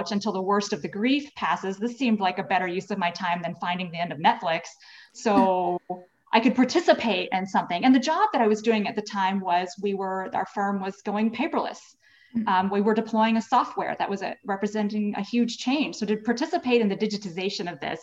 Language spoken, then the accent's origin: English; Little Rock, Arkansas, United States; also born or lived in Dallas; now in Virginia, United States; We grew up in Arkansas